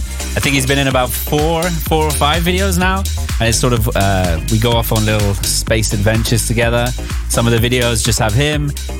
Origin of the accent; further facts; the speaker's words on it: Hastings, South East England, United Kingdom; now in Netherlands; I'm originally from the south coast of the UK, a place called Hastings.